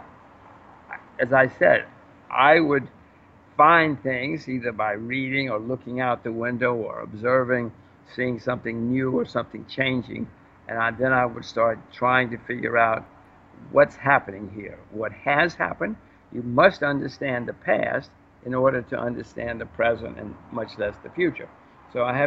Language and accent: English; United States; I'm an American citizen, voter, taxpayer